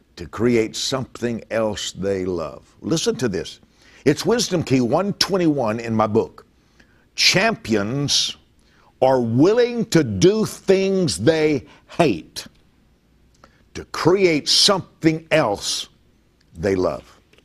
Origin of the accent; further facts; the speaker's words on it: Lake Charles, Louisiana, United States; moved away; my hometown of Lake Charles, Louisiana